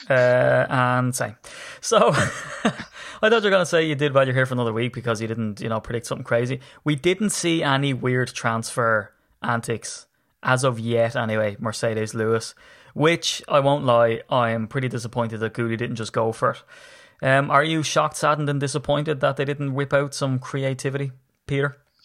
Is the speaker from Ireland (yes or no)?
yes; Ireland; I'm Irish